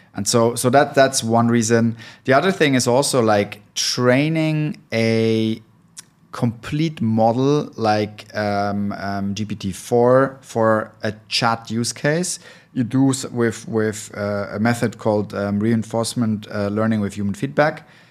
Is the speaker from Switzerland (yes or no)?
yes; Switzerland; now in Berlin, Germany; I'm originally from Switzerland, but been living in Berlin for a long time, so almost German.